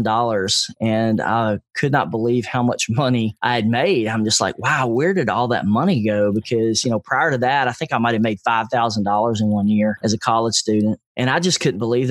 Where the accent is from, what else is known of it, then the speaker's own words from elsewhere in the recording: Nashville, Tennessee, United States; I grew up in East Nashville, which was not a really well-respected neighborhood.